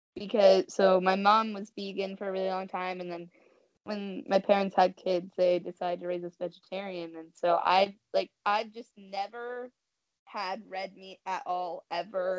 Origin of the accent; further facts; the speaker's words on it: Washington, United States; I grew up in Washington